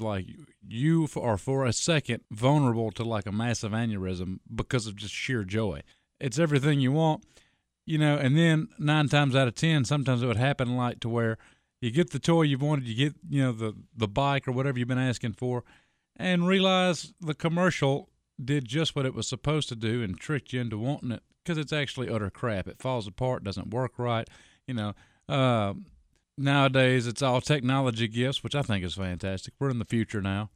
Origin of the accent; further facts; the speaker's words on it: United States; I'm an American